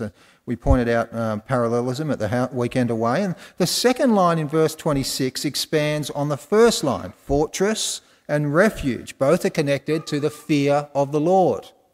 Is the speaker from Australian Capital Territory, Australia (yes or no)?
no; Wollongong, New South Wales, Australia; i just picked them all up in Wollongong because I'm from Wollongong